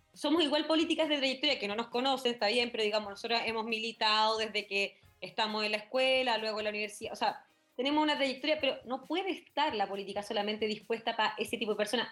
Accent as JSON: {"language": "Spanish", "town": "La Florida", "region": "Santiago Metropolitan Region", "country": "Chile", "tie": "born or raised there", "said": "yo soy oriunda de la Florida"}